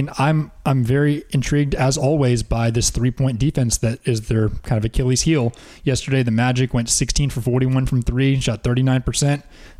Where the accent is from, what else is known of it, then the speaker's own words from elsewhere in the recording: Atlanta, Georgia, United States; we're from Atlanta.